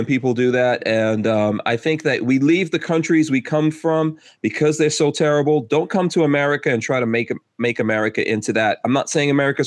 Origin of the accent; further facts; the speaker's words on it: New York, United States; moved away as an adult; also born or lived in Guyana / New Jersey; I grew up in New York. She grew up in Maryland, and we met in New York, and we moved to New Jersey